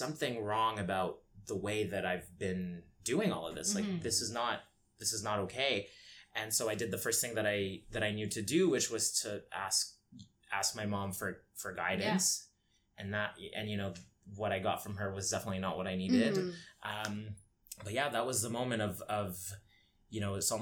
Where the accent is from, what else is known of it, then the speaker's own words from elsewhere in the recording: London, Ontario, Canada; also born or lived in Egypt; now in Toronto, Canada; I grew up in London, Ontario, which is very small